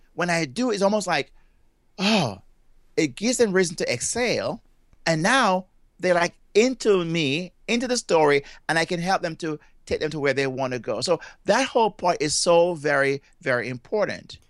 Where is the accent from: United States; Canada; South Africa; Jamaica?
Jamaica; moved away; I'm from Jamaica, and I have been, I grew up in Jamaica, and I left there at a very young age, but that's where my accent comes from